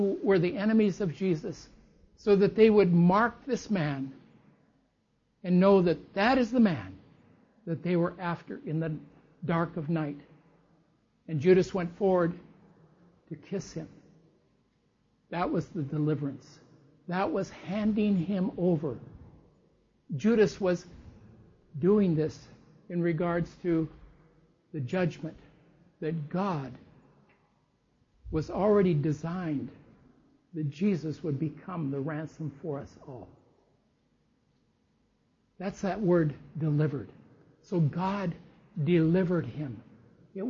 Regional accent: United States; I'm an American

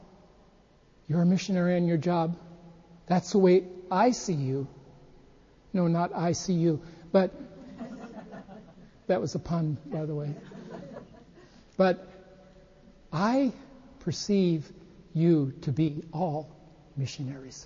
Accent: United States; now in Japan; we're from the United States.

